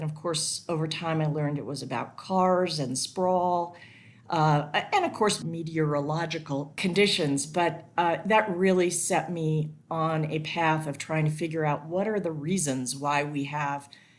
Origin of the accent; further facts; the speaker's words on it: Southern California, United States; I grew up in Southern California